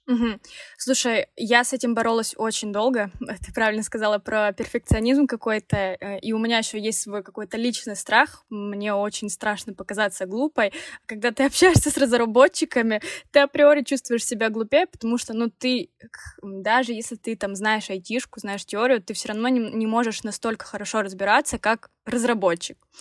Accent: Krasnodar, Krasnodar Krai, Russia; мы оба из Краснодара, земляки

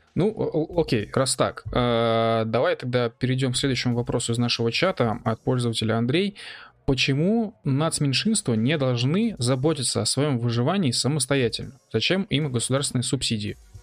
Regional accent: Bashkortostan, Russia; мы э, как бы с … сами родом из Башкирии

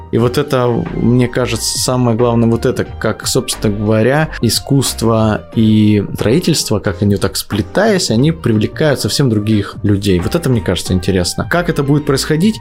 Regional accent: Yakutsk, Sakha Republic, Russia; Город Якутск мне близкий, я родился в Якутске, немножко знаю эту территорию

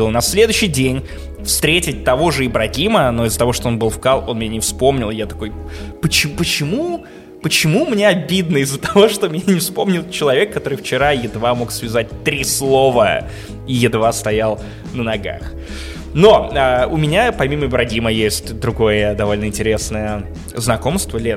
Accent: Russia; я честно говорю, что из России.

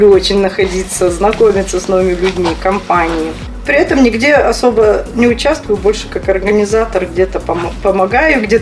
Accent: Sakha Republic, Russia; Я родилась, собственно, в Якутии. Здесь и, и живу. И училась здесь, и так вот и осталась.

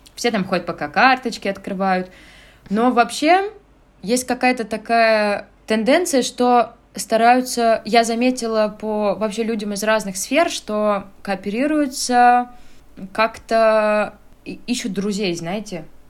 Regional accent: Russia; moved away as an adult; now in Tbilisi, Georgia; мы, э, люди из России

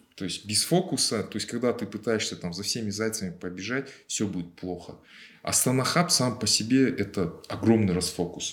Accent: Almaty, Kazakhstan; я же алматинец

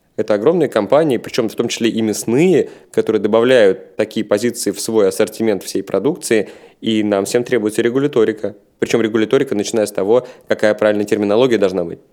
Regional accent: Saint Petersburg, Russia; Я рос в Санкт-Петербурге, я сам родом из Питера

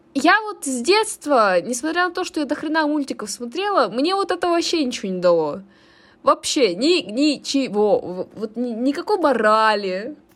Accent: Chelyabinsk, Chelyabinsk Oblast, Russia; каждый раз, когда мы ехали э, в деревню, мы ездили из Челябинска на машине до Тулы

